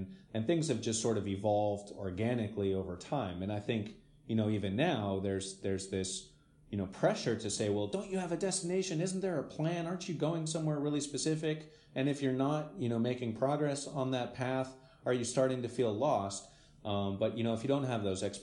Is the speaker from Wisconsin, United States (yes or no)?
no; Santa Fe, New Mexico, United States; moved away as an adult; now in Netherlands; I was born in New Mexico, you know, born and raised